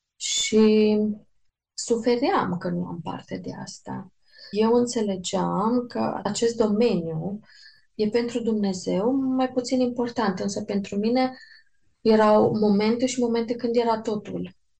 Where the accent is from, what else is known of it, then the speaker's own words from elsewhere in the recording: Târgu Mureș, Mureș County, Romania; Știu că încă eram la liceu, știu că în Târgu Mureș um, când se făcea evangelizări, eram prezent la evangelizări